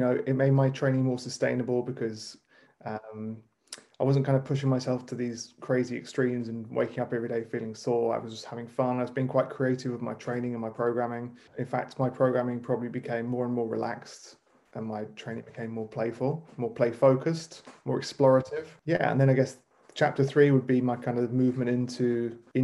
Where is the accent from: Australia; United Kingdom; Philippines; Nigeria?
United Kingdom; New Forest, South East England; moved away as an adult; now in London, United Kingdom; I grew up in the New Forest, which is an amazing national park on the south coast of England